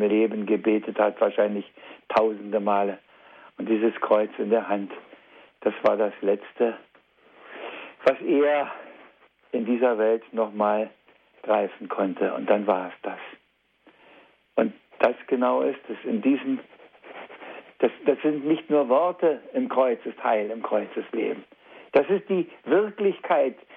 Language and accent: German; East Germany, Germany; hier bei uns in der DDR damals